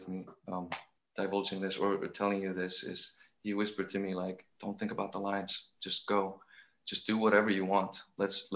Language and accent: English; Iceland; I'm from Iceland